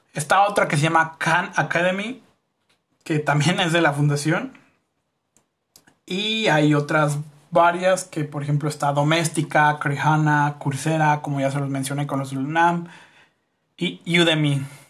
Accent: Mexico; como raza, ya ni siquiera como sociedad mexicana

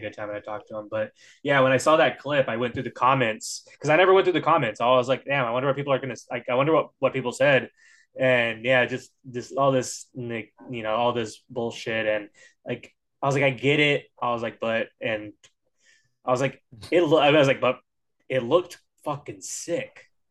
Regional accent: Northern California, United States; I'm from NorCal

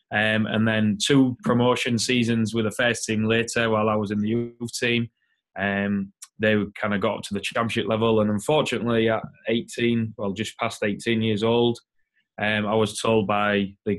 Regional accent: Hull, Yorkshire and the Humber, United Kingdom; I'm 32 years old and I'm originally from Hull in the United Kingdom, England.

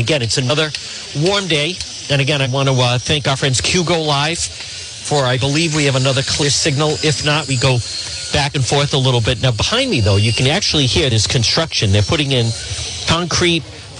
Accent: New England, United States; United States. New England. The Rhode Island, Massachusetts area.

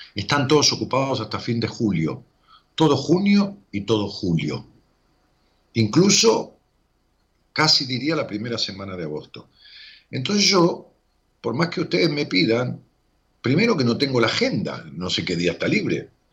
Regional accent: Ramos Mejía, Buenos Aires Province, Argentina; yo nací pegado en Ramos Mejía, pegado a una localidad que se llama Ingeniero.

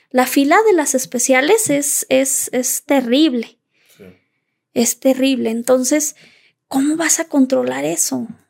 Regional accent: Zacatecas, Mexico; yo soy originaria de Zacatecas

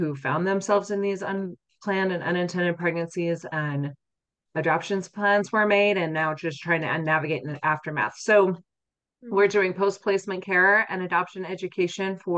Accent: Utah, United States; I grew up here in Utah

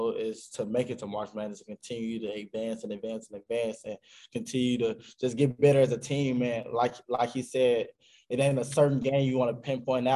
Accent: Arkansas, United States; born or raised there

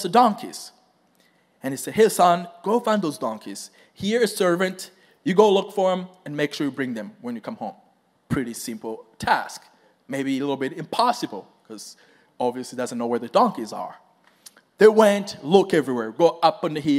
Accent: Rwanda; moved away; I am from Rwanda. It's a very tiny country and straight in the center of Africa. So that's where I grew up.

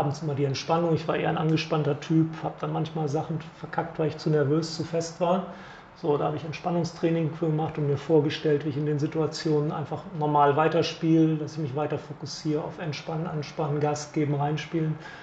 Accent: Bremen, Germany; als Bremer

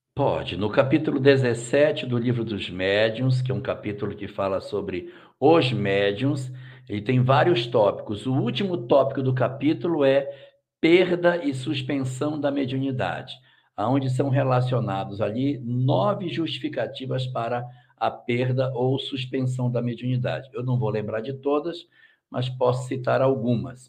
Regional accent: Cacoal, Rondônia, Brazil; da minha terra, ô oh, meu pai. Isso Cacoal

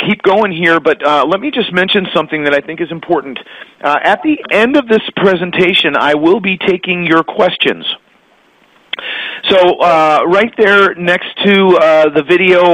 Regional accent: Connecticut, United States; moved away as an adult; also born or lived in Florida; I grew up in Connecticut, got married, and moved to Florida in 1993

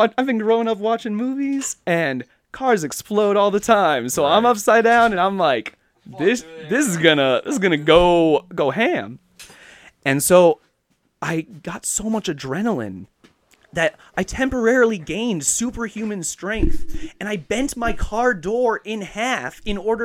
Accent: Central Illinois, United States; moved away as an adult; now in Seattle, United States; Central Illinois. You know, it was my hometown and our hometown area

